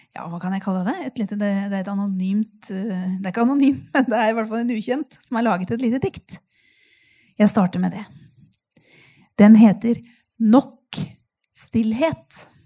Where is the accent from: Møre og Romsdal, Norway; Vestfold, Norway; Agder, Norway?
Vestfold, Norway; Nøtterøy; also born or lived in Tønsberg; Jeg kommer jo helt fra Nøtterøy